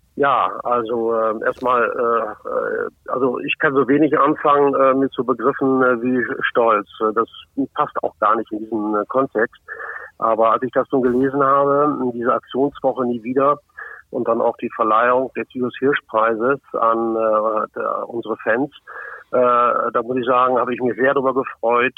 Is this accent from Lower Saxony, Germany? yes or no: yes; Osnabrück, Lower Saxony, Germany; bei uns in Osnabrück